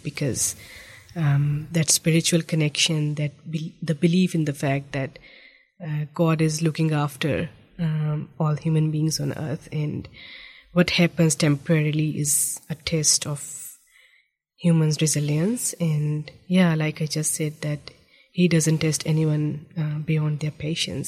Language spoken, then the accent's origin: English; Islamabad, Islamabad Capital Territory, Pakistan; moved away as an adult; also born or lived in Egypt; now in New Zealand; I grew up in the federal capital of Pakistan. Um, it's it's known by the name of Islamabad